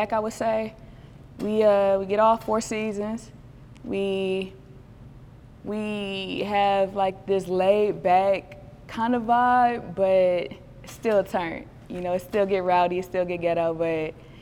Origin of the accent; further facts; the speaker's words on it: Cleveland, Ohio, United States; I'm from Cleveland